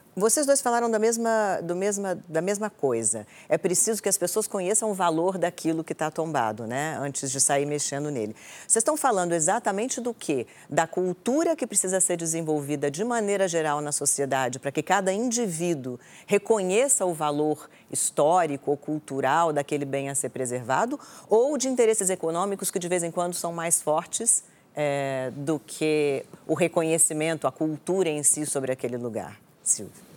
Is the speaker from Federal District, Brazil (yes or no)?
yes; Brasília, Federal District, Brazil; eu nasci em Brasília, então eu nasci numa cidade tombada